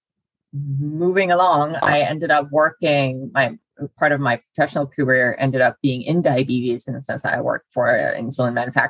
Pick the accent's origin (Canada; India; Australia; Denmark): Denmark; moved away as an adult; now in United States; I'm born and raised in Denmark